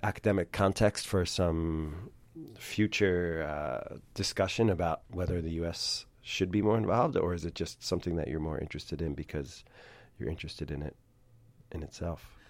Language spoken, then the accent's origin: English; United States; we're both American